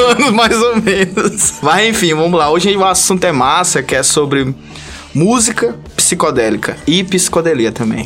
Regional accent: Brazil; Eu sou brasileiro

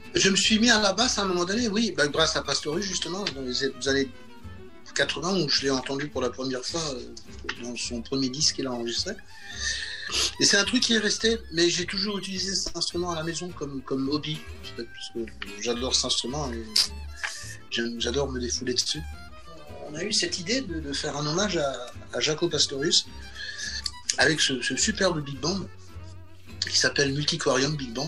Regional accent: Alsace, near Strasbourg, Grand Est, France; Alors moi je viens du Grand Est, j'ai grandi en Alsace, pas loin de Strasbourg

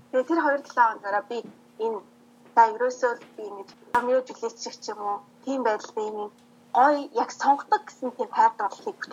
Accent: Mongolia; now in Taiwan; Ерөнхийдөө бол би Монгол охин.

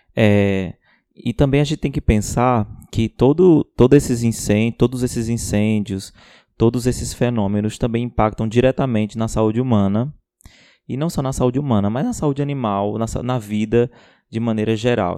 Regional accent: Ceará, Brazil; Sou do Ceará, biomédico, professor e doutorando pela Universidade Federal de Pernambuco.

